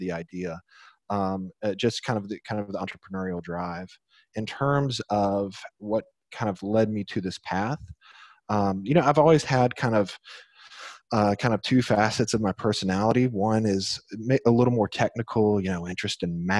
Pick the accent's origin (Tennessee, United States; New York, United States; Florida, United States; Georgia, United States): Tennessee, United States; Nashville; I'm originally from Nashville, Tennessee.